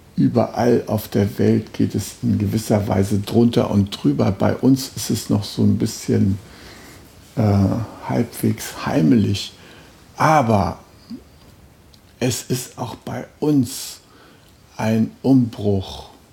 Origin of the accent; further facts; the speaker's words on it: Germany; als Deutscher